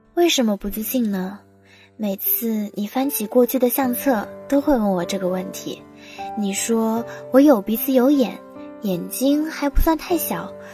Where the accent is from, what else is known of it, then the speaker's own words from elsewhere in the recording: Tiantai, Zhejiang, China; moved away as an adult; now in Nanjing, China; 来自浙江天台。我在南京大学，距离我的家乡四百五十六公里